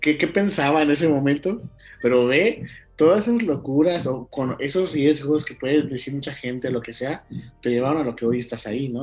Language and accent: Spanish; Guanajuato, Mexico; mi origen, de mi tierra, que es Guanajuato